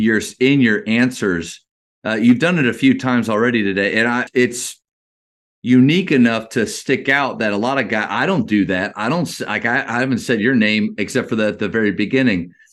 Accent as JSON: {"language": "English", "town": "Berwick", "region": "Pennsylvania", "country": "United States", "tie": "born or raised there", "also_born_or_lived": "Dallas-Fort Worth, Texas", "moved": "yes", "lives_now": "Dallas, United States", "said": "I'm actually from Pennsylvania, uh, two hours north of Philly. Uh, that's where I grew up."}